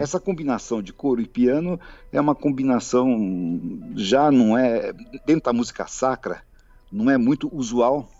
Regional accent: Brazil; sou brasileiro

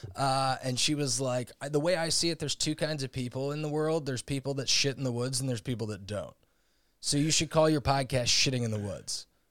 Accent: St. Louis, Missouri, United States; also born or lived in Indiana; I grew up in Saint Louis, Missouri, where I still currently live.

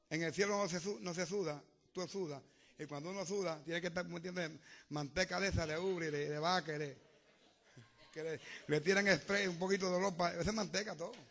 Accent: Puerto Rico; moved away; Mire, cuando salí de Puerto Rico, yo venía llorando en el avión. Ay, la, la prieta, la nena mía, la novia.

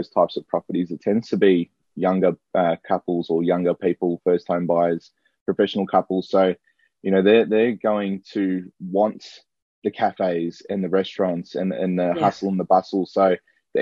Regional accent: South Morang, Victoria, Australia; grew up in South Murray, not too far away

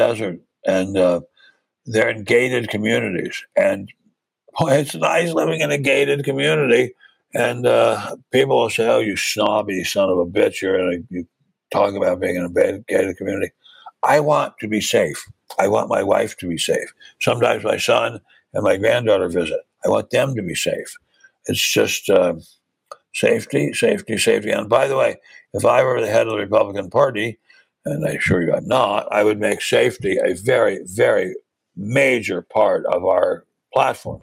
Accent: Maryland, United States; moved away as an adult; also born or lived in Washington; now in Southern California, United States; I was a speechwriter for a U.S. senator from my home state of Maryland when I was still a teenager

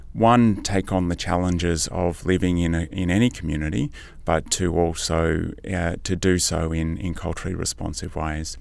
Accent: Canberra, Australian Capital Territory, Australia; also born or lived in Deepwater, New South Wales; now in Sunshine Coast, Australia; I grew up on Ngunnawal-Ngambri country, uh, around Canberra

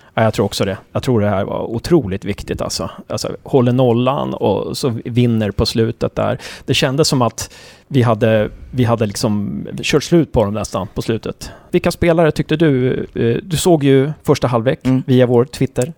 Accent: Uppsala, Uppsala County, Sweden; jag är från Uppsala också

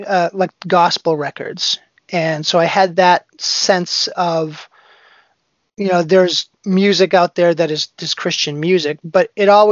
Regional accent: Boston, Massachusetts, United States; I grew up around Boston

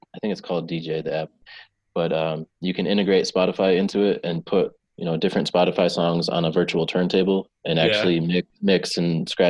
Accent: New York, United States; I grew up in New York and kind of grew up on 90s rap and hip hop

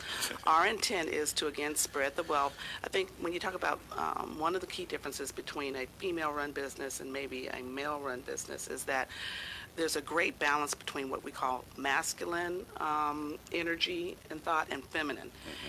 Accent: San Diego, California, United States; I grew up in San Diego

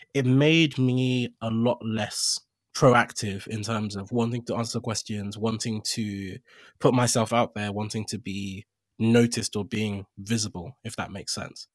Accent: Nigeria; moved away; also born or lived in Accra, Ghana / United Kingdom; I was born in Accra, I grew up for the most part in Nigeria.

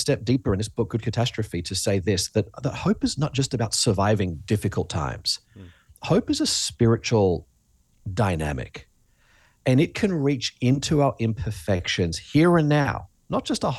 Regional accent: Australia; accent: Australian; you talked about my accent earlier, mm-hmm, Australia.

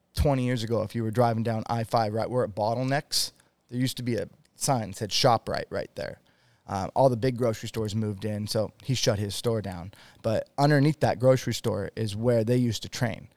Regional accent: Washington, United States; moved away as an adult; now in Utah, United States; I live in Utah. I grew up in Washington State

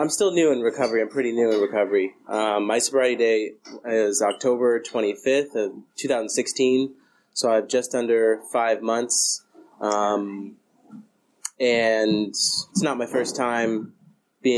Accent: Colorado, United States; moved away as an adult; also born or lived in Denver / Fort Collins; now in California, United States; I'm from Colorado. I just moved to California in the beginning of January

